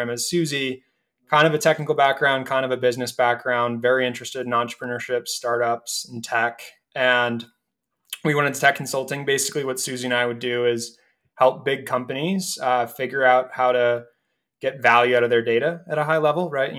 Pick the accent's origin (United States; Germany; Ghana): United States; Acton, Massachusetts; moved away as an adult; now in Denver, United States; I'm originally from the East Coast in a town called Acton, which is outside of Boston.